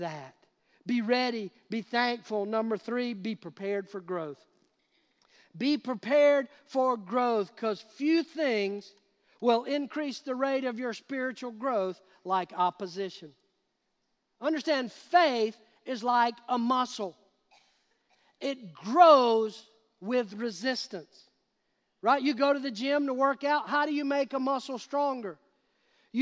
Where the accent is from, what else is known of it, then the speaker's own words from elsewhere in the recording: United States; we as American Christians